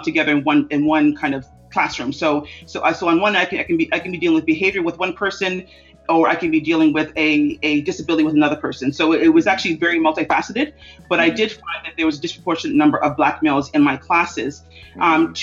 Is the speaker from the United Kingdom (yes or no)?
no; Toronto, Ontario, Canada; I grew up in a family that was very open to diversity. My parents are very active in diversity and politics in Toronto, Canada.